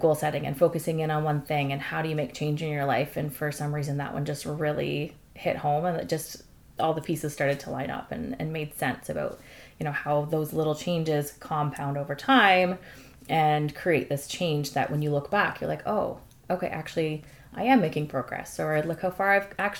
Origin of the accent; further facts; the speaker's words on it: London, Ontario, Canada; I grew up and still live in London, Ontario